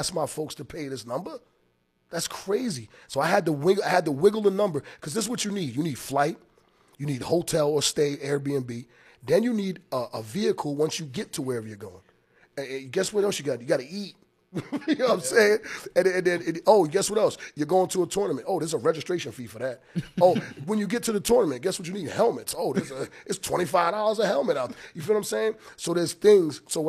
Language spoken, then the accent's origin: English; Long Branch, New Jersey, United States; moved away as an adult; also born or lived in Maryland; now in Rhode Island, United States; I'm from Long Branch, New Jersey